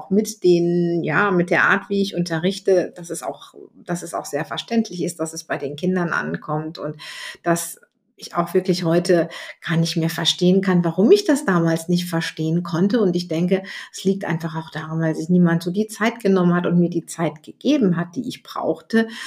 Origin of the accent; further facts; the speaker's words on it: North Rhine-Westphalia, Germany; in den 70er Jahren in die Schule gegangen bin und bei uns in Nordrhein-Westfalen war es so, dass die Rechtschreibung ab der fünften Klasse keine Bedeutung mehr hatte.